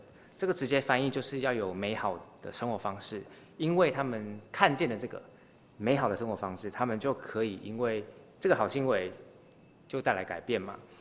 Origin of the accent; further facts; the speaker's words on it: Taiwan; 我们作为台湾人